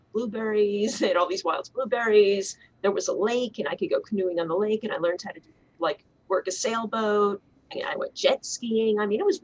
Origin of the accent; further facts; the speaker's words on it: New York City, New York, United States; moved away; I grew up in Riverdale, where there's a large Jewish community